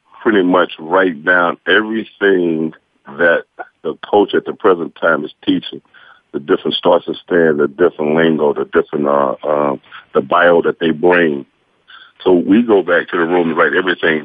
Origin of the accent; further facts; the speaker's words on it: Dallas, Texas, United States; moved away as an adult; also born or lived in San Diego / Winnipeg / Las Vegas; I'm from Dallas, Texas. Went to Bryan Adams High School